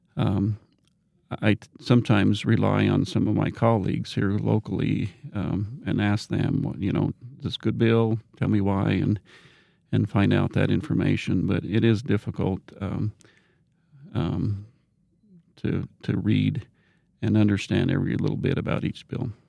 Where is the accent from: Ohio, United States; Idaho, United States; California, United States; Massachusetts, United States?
Idaho, United States; Rexburg; I'm from this area. I grew up in Rexburg, Madison County